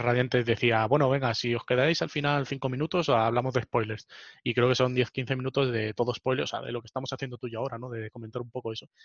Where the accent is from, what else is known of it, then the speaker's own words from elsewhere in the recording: Spain; mi pueblo, o sea, España, mi país